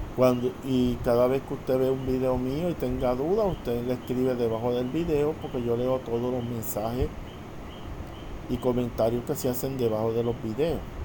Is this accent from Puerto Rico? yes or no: yes; Puerto Rico; soy natural de Puerto Rico